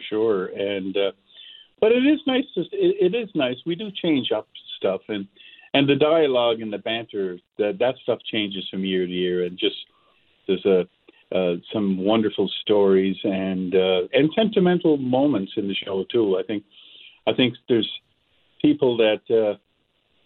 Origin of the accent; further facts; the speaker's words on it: Cape Breton Island, Nova Scotia, Canada; growing up in Cape Breton Island